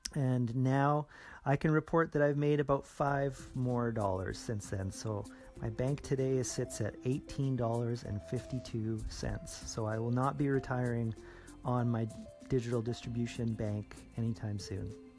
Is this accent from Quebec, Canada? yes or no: no; Edmonton, Alberta, Canada; my hometown here in Edmonton